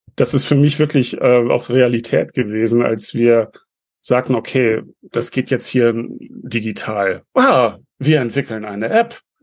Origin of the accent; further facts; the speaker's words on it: Northern Germany, Germany; bei uns in Norddeutschland